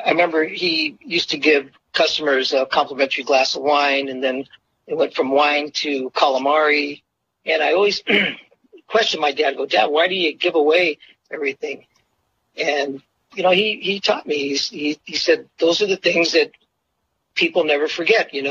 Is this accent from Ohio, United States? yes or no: no; Monterey, California, United States; Growing up in Monterey, you know, with my brothers and all the locals that we became friends